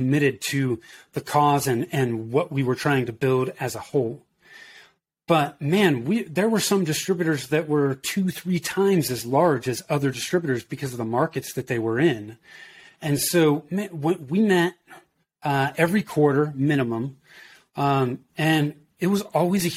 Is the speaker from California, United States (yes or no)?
yes; Danville, California, United States; moved away as an adult; also born or lived in Oakland, California / Denver, Colorado; I grew up in Northern California in the Bay Area, so in the East Bay, if you're familiar with that. I grew up in Danville